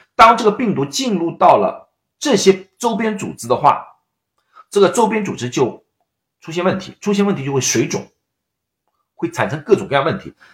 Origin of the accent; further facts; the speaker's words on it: China; 我们中国人